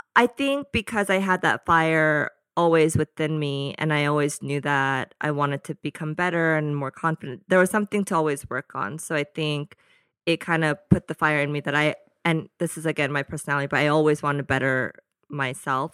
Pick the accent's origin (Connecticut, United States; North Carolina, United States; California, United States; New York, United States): California, United States; Danville; also born or lived in Fort Worth, Texas; So majority of my childhood was in the Bay Area in a small town called Danville.